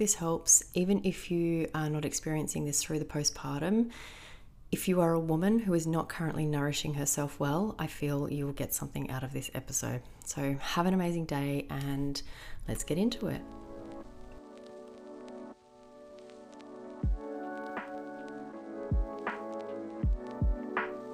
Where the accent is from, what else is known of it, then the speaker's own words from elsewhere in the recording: Australia; Aussies, we're pretty much the same